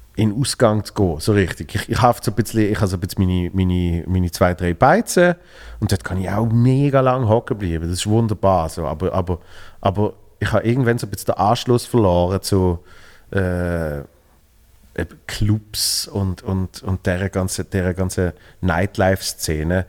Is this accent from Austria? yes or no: no; Basel, Basel-Stadt, Switzerland; wir sind zwar beide äh, äh von Basel.